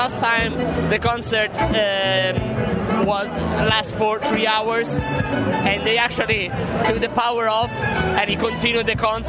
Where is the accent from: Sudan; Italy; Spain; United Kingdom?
Italy; I'm cut from Italy